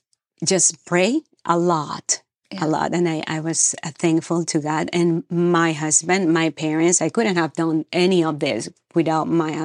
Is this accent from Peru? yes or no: yes; Peru; moved away; So I came from Peru, South America, to Ohio, Cleveland, Ohio, and a polar vortex in 2012.